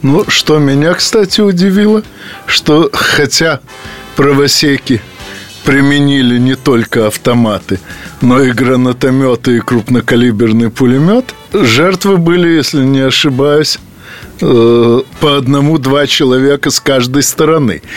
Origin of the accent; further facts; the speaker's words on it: Odesa, Odesa Oblast, Ukraine; из моей родной Одессы